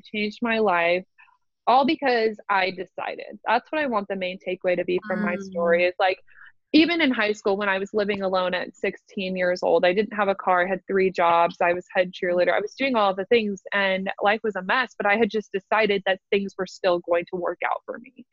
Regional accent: Omaha, Nebraska, United States; also born or lived in Lincoln, Nebraska; I go to college in Lincoln, which is 45 minutes away from my hometown. I live in Nebraska. I'm from Omaha

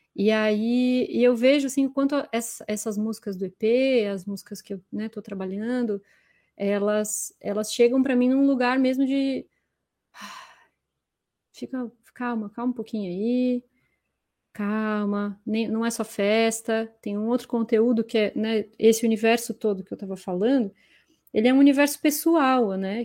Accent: Florianópolis, Santa Catarina, Brazil; now in São Paulo, Brazil; o meu despertar para a arte se deu em Floripa, não foi aqui em São Paulo. Aqui em São Paulo foi um direcionamento só, mas em Floripa foi, né, estudei no instituto a vida inteira

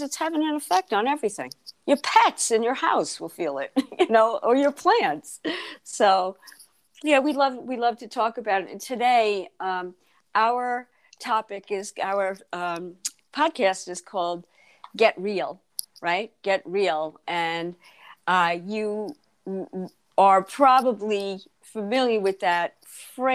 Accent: Freeport, New York, United States; moved away as an adult; I grew up in Freeport the first 30 years of my life.

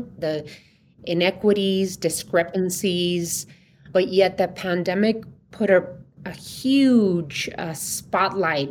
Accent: Somerton, Arizona, United States; also born or lived in Yuma, Arizona; now in Tucson, United States; I was born in Yuma and grew up in Somerton, Arizona, and that was 10 minutes away from the border

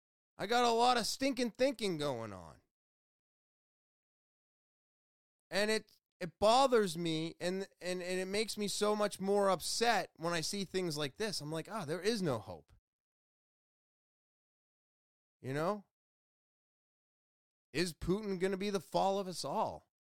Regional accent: United States; I was born in America. But as I've gone over a bunch of times, I'm Scottish. I'm Irish. I'm Western European. I'm Norwegian.

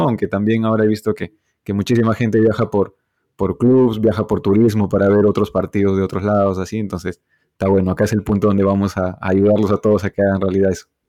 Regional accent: Cusco, Peru; yo soy cusqueño

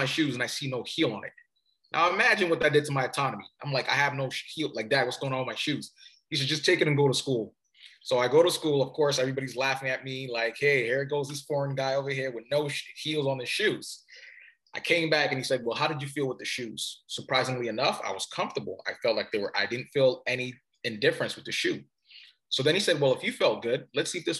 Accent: Cameroon; moved away; So originally I'm from Cameroon. Cameroon is in Africa. And my father was coming here to do his studies

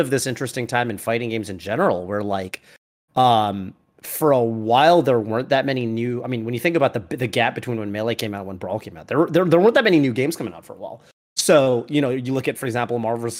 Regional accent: New England, United States; I'm from New England

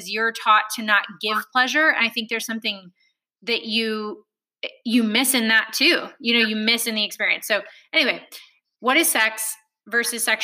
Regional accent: Alabama, United States; I grew up in Alabama

